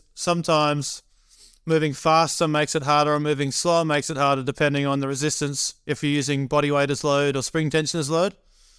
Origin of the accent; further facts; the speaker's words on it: California, United States; and then I'm from Northern California, I'm going back down to LA before I fly to Michigan.